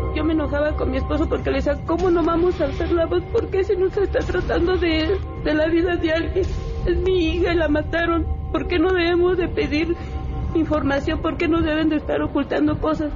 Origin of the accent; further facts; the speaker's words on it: Tamaulipas, Mexico; yo soy de Tamaulipas